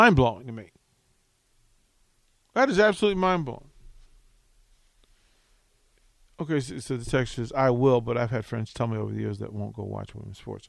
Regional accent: Virginia, United States; moved away; also born or lived in Charlotte, North Carolina; I'm from Virginia.

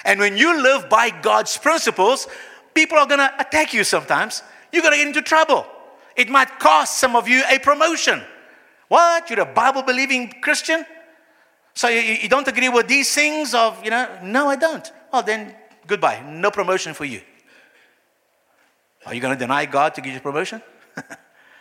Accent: Brazil; moved away; I come from Brazil

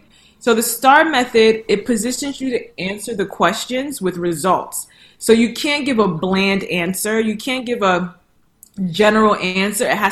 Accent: New York, United States; moved away as an adult; also born or lived in Nigeria; now in Dallas, United States; I am a New Yorker. I am a New Yorker at heart

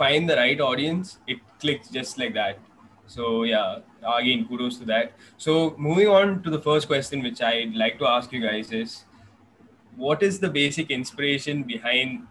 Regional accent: Bangalore, Karnataka, India; now in Kochi, India; I'm currently based in Kochi, Kerala, but I'm from Bangalore.

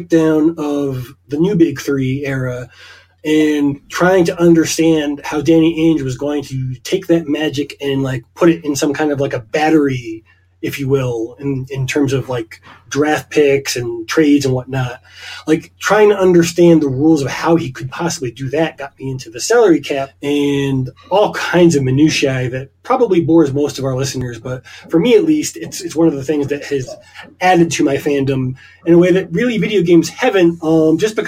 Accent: Eastern Connecticut, United States; moved away as an adult; now in Mexico City, Mexico; I also grew up near Boston. I am originally from Eastern Connecticut

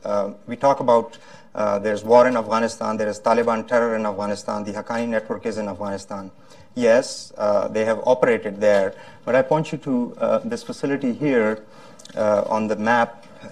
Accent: Florida, United States; But first things first, I'm from Florida, and we had a really major disaster in Florida, a major tragedy yesterday.

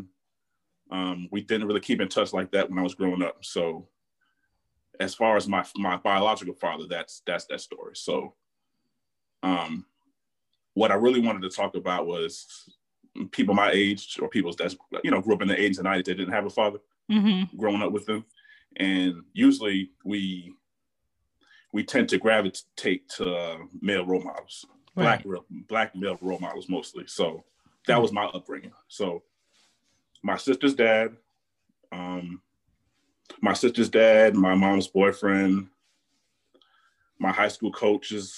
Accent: Florida, United States; moved away as an adult; also born or lived in Montreal, Canada / New Jersey / Maryland; now in Atlanta, United States; born in Montreal, Canada. Raised in Florida, but I'm here in the ATL for about 15 years

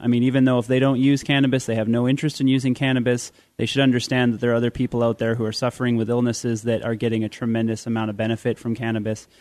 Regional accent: Canada; I'm a Canadian

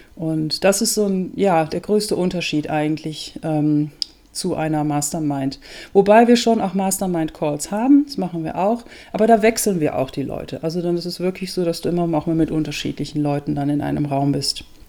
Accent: Germany; moved away as an adult; also born or lived in Netherlands; now in Austria; Ich lebe in Österreich, bin gebürtige Holländerin, habe viele Jahre in Deutschland gelebt, eigentlich fast mein ganzes Leben

